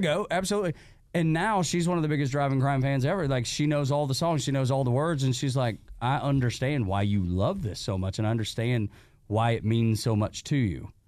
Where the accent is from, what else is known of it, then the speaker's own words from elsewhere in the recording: Dalton, Georgia, United States; me growing up in Dalton, Georgia